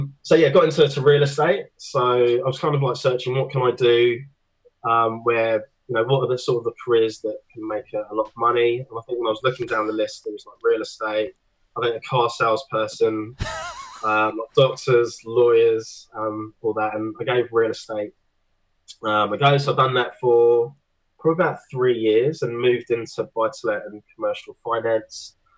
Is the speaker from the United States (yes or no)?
no; Basingstoke, South East England, United Kingdom; moved away as an adult; also born or lived in Chiswick, London; now in Gold Coast, Australia; Yeah, so I'm Aussie now. But I guess like going back, I was born in a place called Chiswick, so West London. When I was about 3 years old, I moved down to a place called Basingstoke, which is an hour south of London. That's where I spent most of my time sort of growing up.